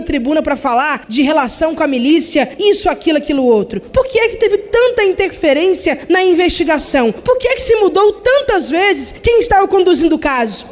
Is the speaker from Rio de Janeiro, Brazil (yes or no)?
no; Minas Gerais, Brazil; Eu sou de Minas